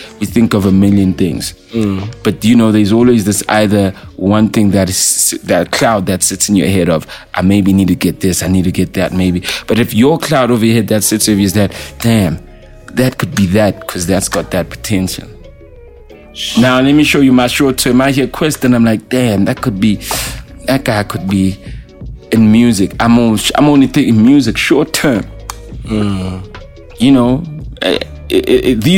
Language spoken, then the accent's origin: English; Katlehong, Gauteng, South Africa; I'm from Katlehong, Tlahati